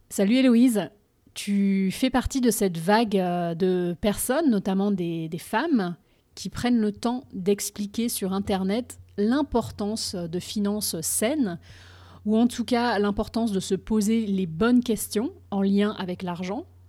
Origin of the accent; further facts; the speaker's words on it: France; moved away as an adult; now in Boston, United States; je suis française et je vis aux États-Unis depuis un peu plus de 10 ans